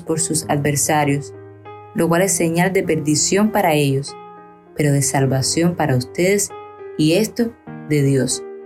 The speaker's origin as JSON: {"language": "Spanish", "country": "Cuba"}